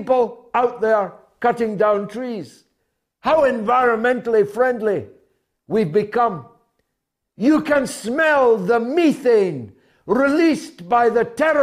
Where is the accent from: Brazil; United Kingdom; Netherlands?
United Kingdom; I speak as a citizen of Great Britain